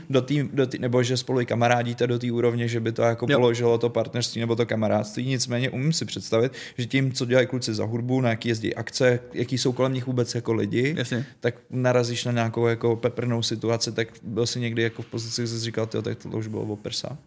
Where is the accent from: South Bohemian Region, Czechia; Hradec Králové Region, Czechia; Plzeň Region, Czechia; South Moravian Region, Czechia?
Hradec Králové Region, Czechia; Trutnov; Trutnov zdravím, moje rodné město